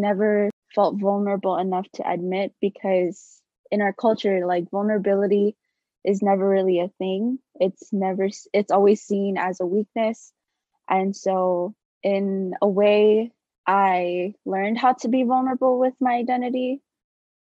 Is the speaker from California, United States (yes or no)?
no; Waipahu, Hawaii, United States; moved away as an adult; growing up in Waipahu, like, everyone's Filipino.